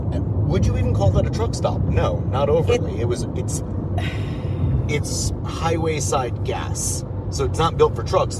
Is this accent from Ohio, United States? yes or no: no; New York City, New York, United States; I am from New York City. I'm driving, not my car, through Texas.